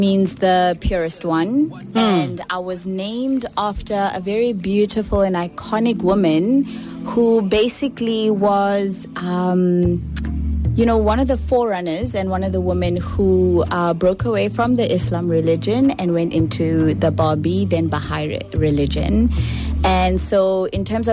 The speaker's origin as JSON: {"language": "English", "town": "Port Elizabeth", "region": "Eastern Cape", "country": "South Africa", "tie": "born or raised there", "said": "I was born in Port Elizabeth"}